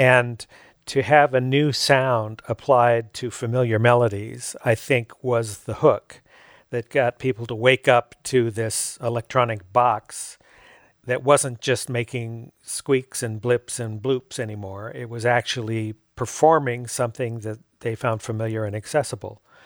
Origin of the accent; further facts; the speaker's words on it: Fullerton, California, United States; I grew up in Fullerton. We could see the fireworks from our porch at home.